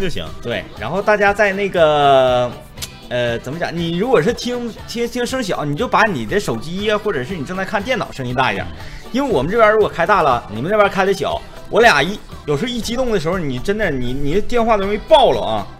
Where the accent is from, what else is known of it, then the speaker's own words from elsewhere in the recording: Northeast China, China; accent: Northeastern (Dongbei) Mandarin; 土生土长的， 咱们守家待地的吉林